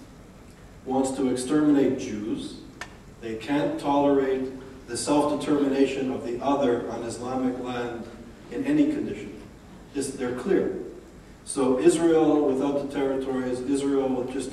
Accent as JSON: {"language": "English", "town": "Montreal", "region": "Quebec", "country": "Canada", "tie": "born or raised there", "also_born_or_lived": "New Haven, Connecticut", "moved": "yes", "said": "Growing up in Montreal in the 80s and being on a university campus"}